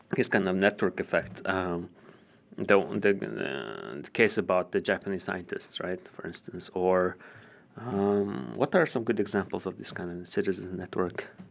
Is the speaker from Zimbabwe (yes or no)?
no; Ulaanbaatar, Mongolia; moved away; I was born and raised in Ulaanbaatar